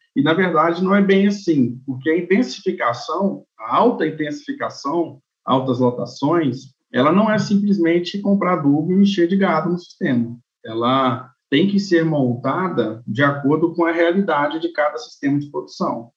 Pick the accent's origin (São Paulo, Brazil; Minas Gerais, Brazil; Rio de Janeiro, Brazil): Minas Gerais, Brazil; Manhumirim; also born or lived in Viçosa, Brazil / Denmark; Sou nascido em Manhumirim, cidade, Minas, estado de Minas Gerais, onde fica é, na região da Zona da Mata de Minas